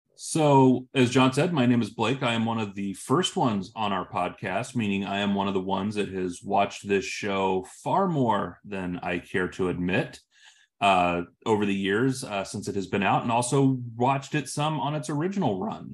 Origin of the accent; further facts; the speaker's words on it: Illinois, United States; moved away as an adult; now in West Coast, United States; I'm from Illinois, I live on the West Coast now. I moved out here for my career